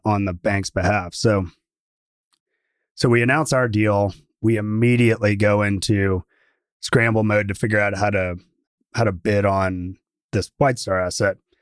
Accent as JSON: {"language": "English", "town": "Atlanta", "region": "Georgia", "country": "United States", "tie": "born or raised there", "moved": "yes", "lives_now": "Texas, United States", "said": "I grew up in Atlanta"}